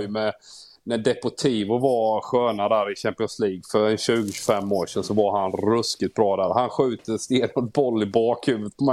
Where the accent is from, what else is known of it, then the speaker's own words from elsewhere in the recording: Småland, Sweden; jag är ju smålänning